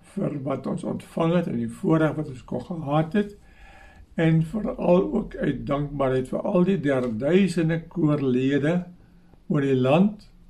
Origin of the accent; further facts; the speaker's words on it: southern Free State, South Africa; also born or lived in Stellenbosch; ons twee in die Suid-Vrystaat groot geword op 'n ou klein plek hier in die Suid-Vrystaat in die naam van Kaffervier.